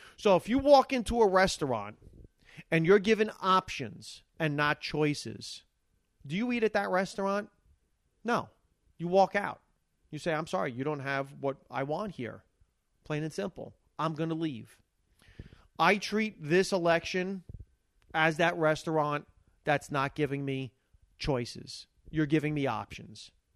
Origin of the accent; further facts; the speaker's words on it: United States; I'm an American